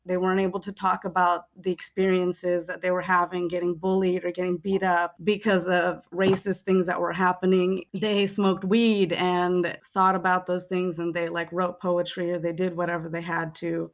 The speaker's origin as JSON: {"language": "English", "area": "Bay Area", "region": "California", "country": "United States", "tie": "born or raised there", "said": "Being in the Bay Area and being Fijian Indian and growing up"}